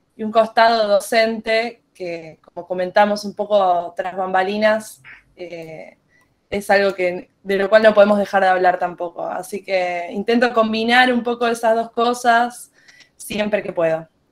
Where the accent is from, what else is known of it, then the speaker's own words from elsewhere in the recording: Buenos Aires, Argentina; soy una música de Buenos Aires, Argentina.